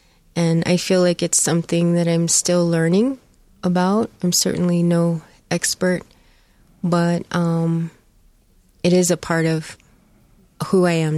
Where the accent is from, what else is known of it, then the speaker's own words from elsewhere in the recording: Southwest, United States; I grew up mostly in the Southwest. Mm-hmm. Well, I should say I grew up in the Southwest. So my mom is from northern Idaho, mm-hmm. and my dad is from Pine Ridge, South Dakota.